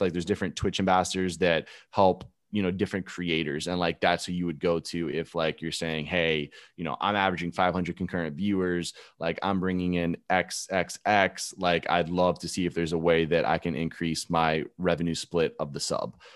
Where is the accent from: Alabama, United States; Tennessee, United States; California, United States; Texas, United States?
Alabama, United States; born or raised there; moved away as an adult; also born or lived in Gainesville, Florida; now in Tampa, United States